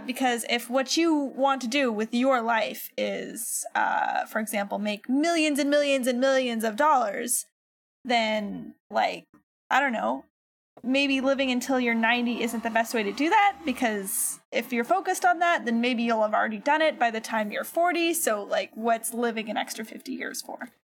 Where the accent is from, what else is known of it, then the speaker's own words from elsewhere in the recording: United States; being an American